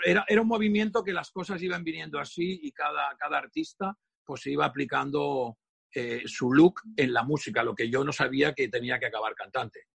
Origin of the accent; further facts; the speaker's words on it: Catalonia, Spain; soy muy catalán